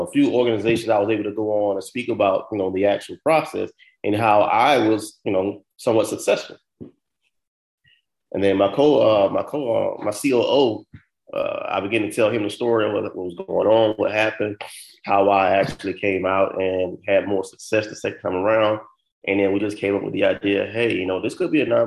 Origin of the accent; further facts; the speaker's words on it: Florida, United States; moved away; also born or lived in New York / New Jersey; I'm from Florida.